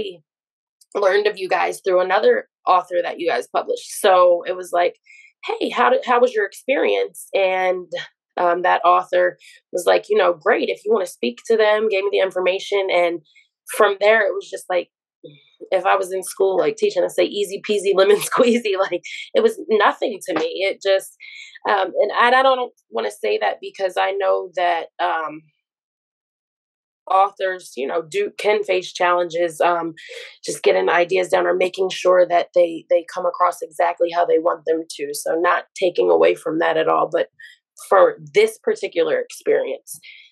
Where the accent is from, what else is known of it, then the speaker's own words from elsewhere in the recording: Baltimore, Maryland, United States; I am from Baltimore, Maryland.